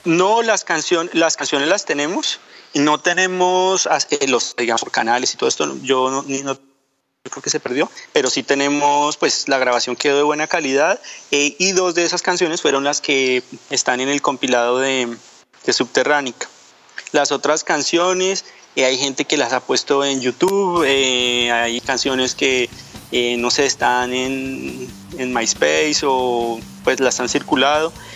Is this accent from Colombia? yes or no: yes; Colombia; moved away as an adult; also born or lived in Angola; now in France; salí de Colombia, estuvimos viviendo casi ocho años, no ocho años, siete años en África, ahora estamos viviendo en, en, Francia